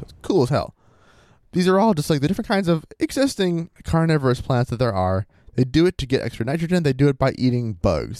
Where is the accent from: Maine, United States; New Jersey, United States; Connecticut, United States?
Maine, United States; I'm from Maine.